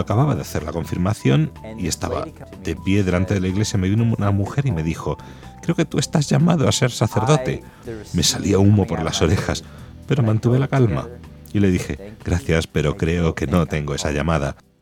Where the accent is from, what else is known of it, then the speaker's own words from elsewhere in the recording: Lake Charles, Louisiana, United States; Spanish is a second language; moved away as an adult; now in Rome, Italy; Soy de Luisiana, de la diócesis de Lake Charles.